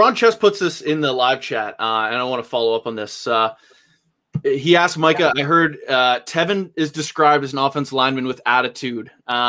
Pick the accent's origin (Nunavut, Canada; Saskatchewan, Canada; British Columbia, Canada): British Columbia, Canada; Vancouver; I'm from Vancouver, so just got to rep the red and white over here.